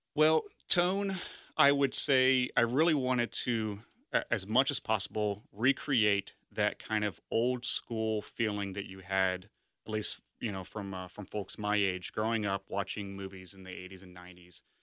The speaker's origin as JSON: {"language": "English", "town": "Sharonville", "region": "Ohio", "country": "United States", "tie": "born or raised there", "also_born_or_lived": "West Chester, Ohio", "said": "I grew up in Sharonville"}